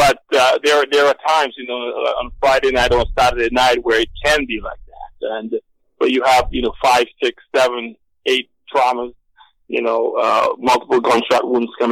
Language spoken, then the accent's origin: English; Pointe Michel, Saint Luke Parish, Dominica; moved away as an adult; also born or lived in New York City, United States; now in United States; I'm from Dominica. Grew up in Dominica, spent 21 years there. Grew up in Point Michel in the southern part of the island